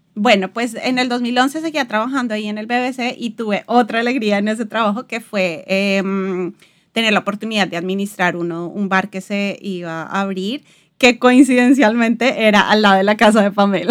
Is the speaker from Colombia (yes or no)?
yes; Bogotá, Colombia; moved away as an adult; also born or lived in London; now in Portugal; Yo soy de Bogotá, viví toda la vida, todo el tiempo estuve en, Bogotá